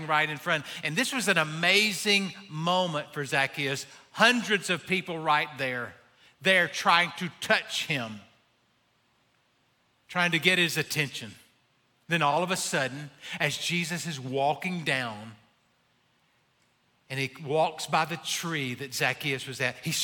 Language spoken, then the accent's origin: English; Abbeville, South Carolina, United States; I'm from Abbeville.